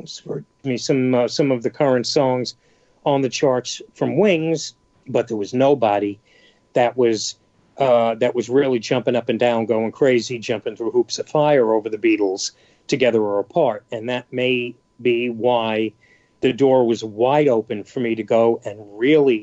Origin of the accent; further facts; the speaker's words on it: New York City, New York, United States; I'm from New York City, I'm from the Bronx